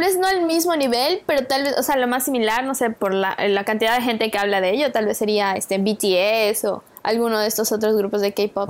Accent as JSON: {"language": "Spanish", "country": "Mexico", "said": "como mexicanos"}